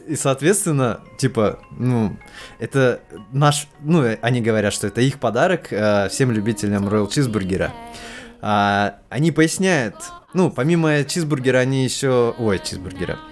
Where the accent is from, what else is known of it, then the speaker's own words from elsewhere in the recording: Kazakhstan; как стопроцентный казах